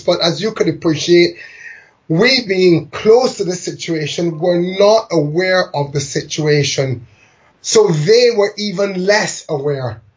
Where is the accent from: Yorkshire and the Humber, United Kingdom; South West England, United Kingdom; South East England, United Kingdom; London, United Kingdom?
London, United Kingdom; moved away; I was born in London to migrant parents one from Barbados, one from India.